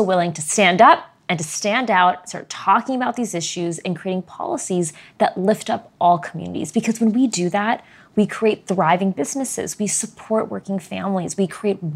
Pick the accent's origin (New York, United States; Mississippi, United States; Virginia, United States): Virginia, United States; Arlington; I was born right here in Virginia's 8th district, in Arlington, mm-hmm. in Northern Virginia.